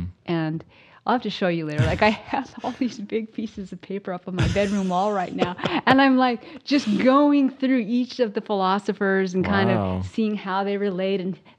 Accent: Ashland, Oregon, United States; also born or lived in Eugene / Portland; Lived a little bit there, and then we moved to Portland, and then we moved here, back to Eugene, then here. And I moved to Ashland when I was in fourth grade.

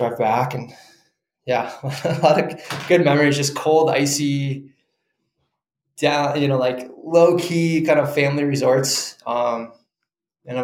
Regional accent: Chicago, Illinois, United States; moved away; I grew up in Chicago

